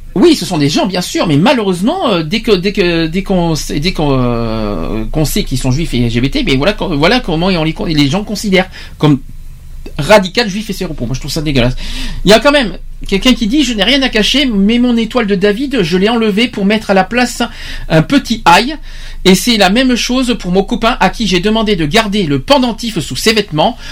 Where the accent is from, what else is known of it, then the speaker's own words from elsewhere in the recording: France; chez nous en France